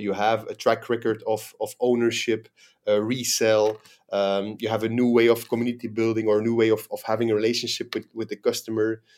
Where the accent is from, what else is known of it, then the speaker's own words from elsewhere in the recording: Belgium; moved away as an adult; now in Dubai, United Arab Emirates; I'm a, a, a Belgian national, born and raised in Belgium.